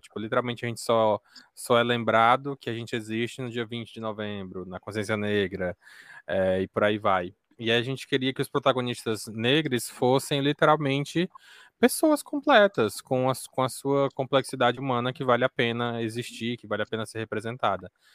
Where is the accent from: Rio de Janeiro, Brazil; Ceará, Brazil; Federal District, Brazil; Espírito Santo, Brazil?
Ceará, Brazil; Northeast; eu sou aqui do Nordeste do Ceará